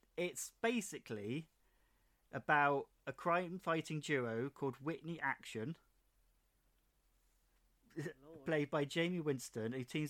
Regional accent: England, United Kingdom; I'm English

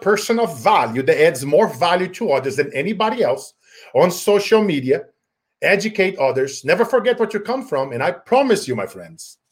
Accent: Brazil; now in United States; growing up in Brazil, poor, going on rice for 90 days at a time

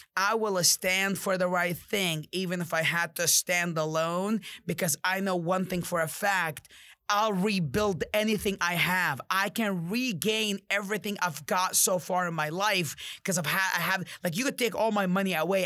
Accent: Jordan; I'm from Jordan, I'm mod, I'm Arab

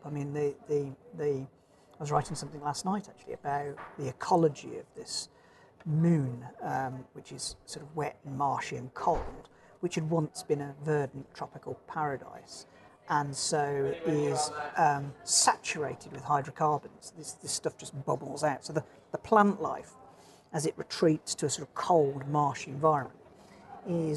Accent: Dark Peak, Derbyshire, East Midlands, United Kingdom; also born or lived in Birmingham; now in Norfolk, United Kingdom; I grew up in the Dark Peak in Derbyshire

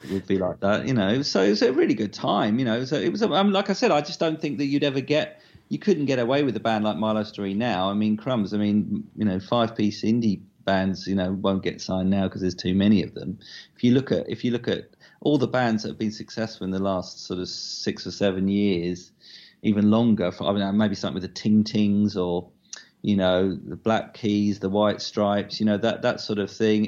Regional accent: Southend-on-Sea, East of England, United Kingdom; my hometown of South N on C

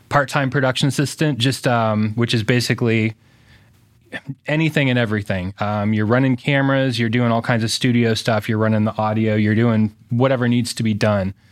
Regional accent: Fort Wayne, Indiana, United States; born and raised in Fort Wayne, went to Homestead High School

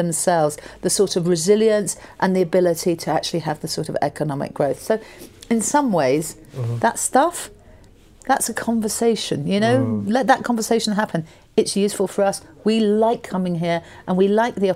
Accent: United Kingdom; I'm British.

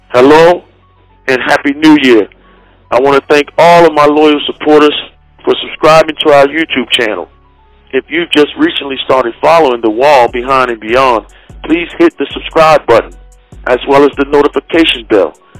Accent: Maryland, United States; I'm from Maryland

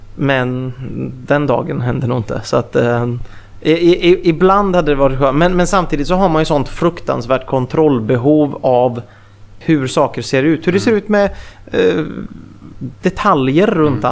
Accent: Mariestad, Västra Götaland, Sweden; moved away; also born or lived in Gothenburg; i Mariestad där jag kommer ifrån från, från början

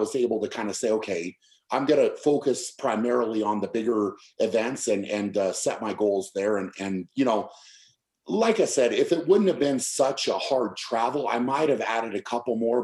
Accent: United States; being an American

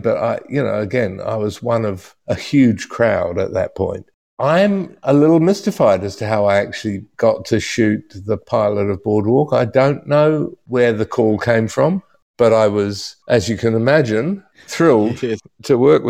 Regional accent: London, United Kingdom; born there; now in Brooklyn, United States; I was born in London, so I guess I've always been a city kid by sort of instinct, and New York suits me very well. And I was in Manhattan for about 10 years, and I've been here in Brooklyn for 15.

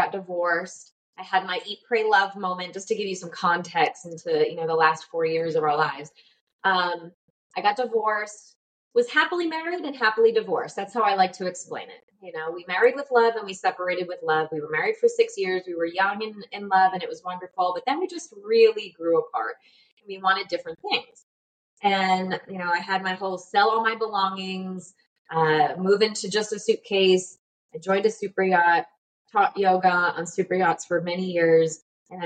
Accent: United States; moved away as an adult; now in Panama; I'm from the States

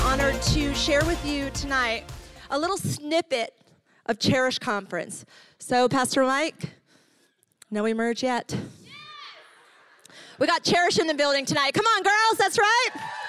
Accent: Ecuador; also born or lived in New York, United States; I grew up on the mission field. I'm from New York and moved to Ecuador. My family were missionaries there.

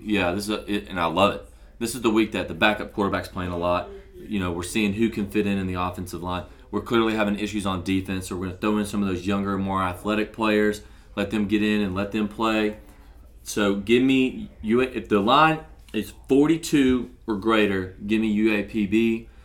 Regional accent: Little Rock, Arkansas, United States; my hometown of Little Rock, Arkansas

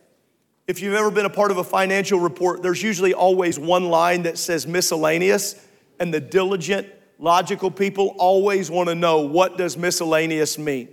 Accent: United States; as an American

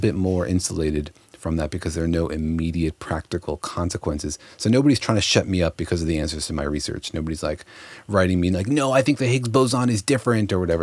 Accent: Los Alamos, New Mexico, United States; moved away; I grew up in Los Alamos, New Mexico, home of the atomic bomb

